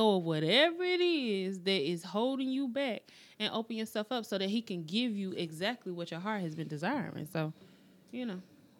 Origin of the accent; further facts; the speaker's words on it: United States; We as the American citizens that live and work every single day.